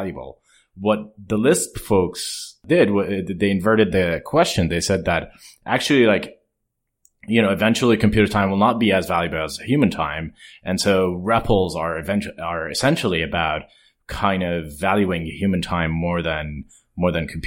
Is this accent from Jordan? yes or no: yes; Jordan; moved away as an adult; I grew up in Jordan